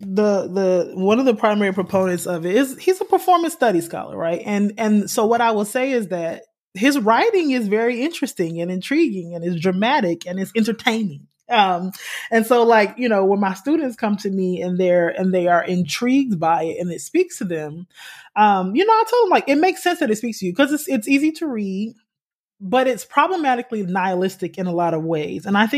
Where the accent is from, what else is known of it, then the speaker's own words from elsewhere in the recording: Raleigh, North Carolina, United States; also born or lived in Durham, North Carolina; I'm from Raleigh, North Carolina, and I spent 13 years in Durham between NCCU and undergrad and Duke in grad school.